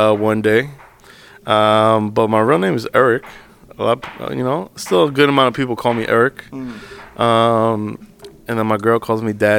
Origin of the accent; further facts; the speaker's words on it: Englewood, New Jersey, United States; also born or lived in New York; I was born and raised in Englewood, New Jersey, Bergen County. Born and raised out there, grew up there. Family, first generation American.